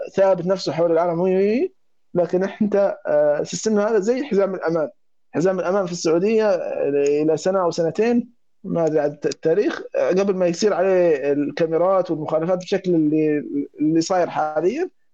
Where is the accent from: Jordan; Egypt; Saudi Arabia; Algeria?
Egypt; عندنا في مصر